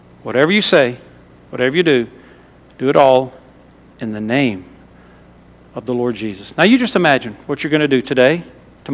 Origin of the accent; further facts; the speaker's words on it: Louisiana, United States; moved away; I was from Louisiana